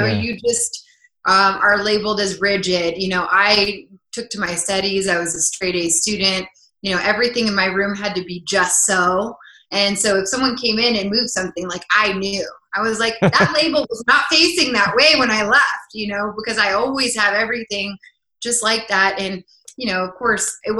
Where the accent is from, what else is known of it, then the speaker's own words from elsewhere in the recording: Crested Butte, Colorado, United States; also born or lived in Los Angeles; I'm a native from Colorado. I grew up in a small town